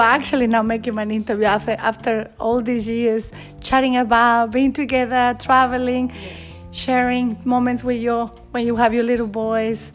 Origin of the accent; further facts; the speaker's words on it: Monterrey, Nuevo León, Mexico; English is a second language; also born or lived in Mexico City; now in Australia; we started living in Mexico City after I was born in Monterrey. And then a couple of years later, we moved to Monterrey with my mom's family